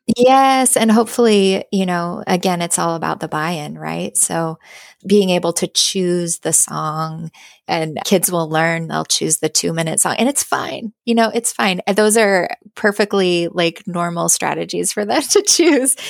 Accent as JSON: {"language": "English", "town": "Boise", "region": "Idaho", "country": "United States", "tie": "born or raised there", "moved": "yes", "said": "I moved back to my home state. Um, I'm from Boise, Idaho"}